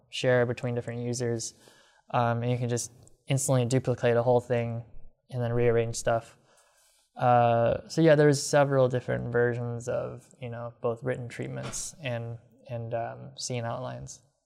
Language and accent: English; Rockford, Illinois, United States; when I was growing up in Rockford